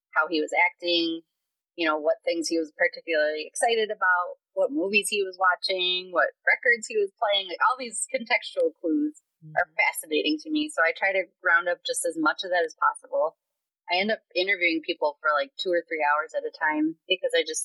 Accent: Minneapolis, Minnesota, United States; growing up in North Minneapolis as a young black kid with all these other talented young

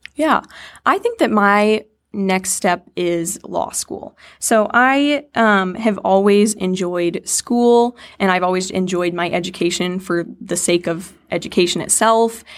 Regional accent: Lake Mills, Iowa, United States; I was born and raised in Iowa, Lake Mills, Iowa

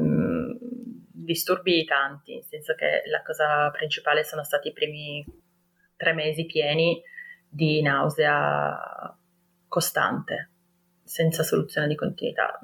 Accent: Turin, Piedmont, Italy; ho 33 anni, ehm, sono di Torino

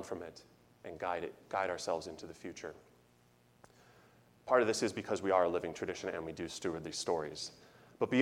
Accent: Chicago, Illinois, United States; now in Kentucky, United States; I'm from Chicago

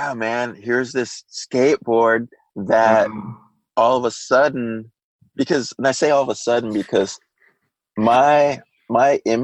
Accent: San Jose, California, United States; also born or lived in San Francisco / Orange County; Then my parents moved us to San Jose, just about an hour south.

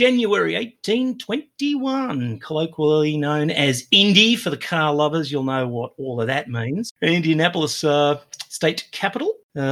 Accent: Australia; although in this case I'm from Australia

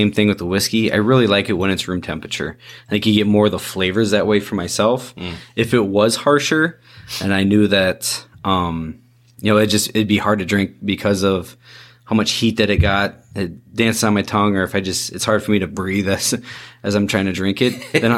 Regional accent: Iowa, United States; I am from Iowa

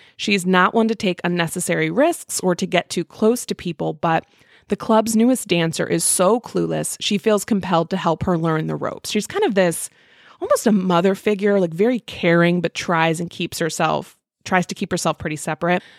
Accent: Midwest, United States

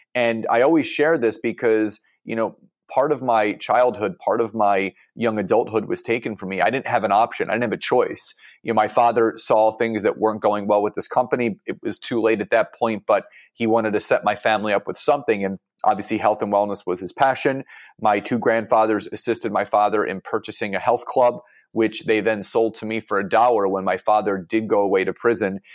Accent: Philadelphia, Pennsylvania, United States; I'm from Philadelphia, Pennsylvania

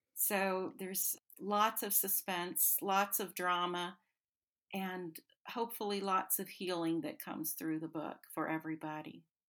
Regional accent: North Carolina, United States; also born or lived in the South; I was born in North Carolina in the foothills

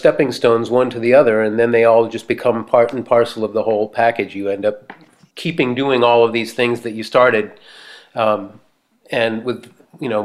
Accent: Boston, Massachusetts, United States; now in Martha's Vineyard, United States; growing up in the Boston area

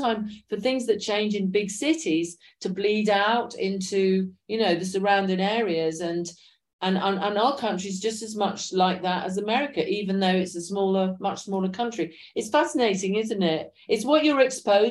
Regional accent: London, United Kingdom; I grew up in London

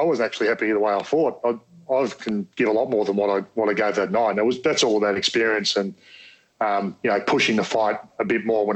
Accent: Australia; I'm an Aussie bogan at heart

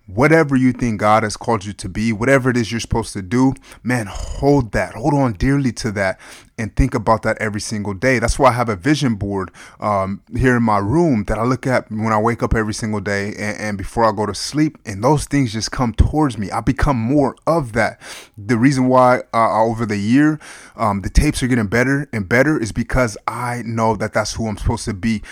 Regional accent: United States; I love being an American

